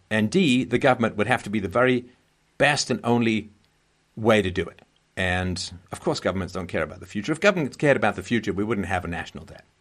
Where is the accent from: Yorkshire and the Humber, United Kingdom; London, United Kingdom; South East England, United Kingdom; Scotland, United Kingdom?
London, United Kingdom; moved away; when I grew up in London, England